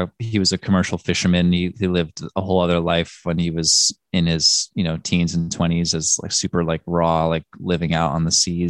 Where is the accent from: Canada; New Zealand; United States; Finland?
United States; New York City, New York; Greenwich Village in Manhattan.